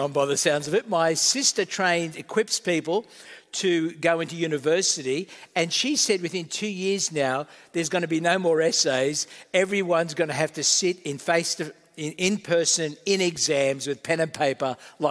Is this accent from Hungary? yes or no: no; Australia; also born or lived in Malta; I'm part Australian, part Maltese